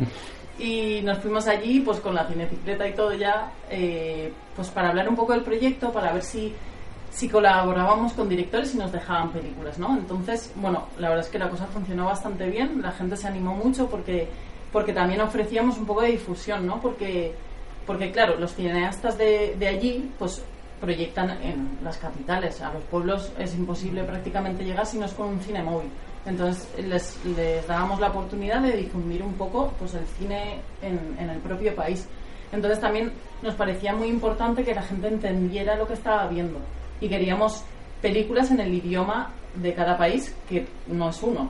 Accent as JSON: {"language": "Spanish", "town": "Castellón de la Plana", "region": "Valencian Community", "country": "Spain", "moved": "as an adult", "lives_now": "Madrid, Spain", "said": "yo soy de Castellón"}